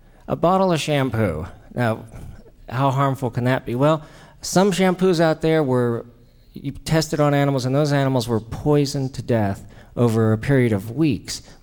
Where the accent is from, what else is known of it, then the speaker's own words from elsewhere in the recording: Mexico; moved away; as a kid, I was raised in Mexico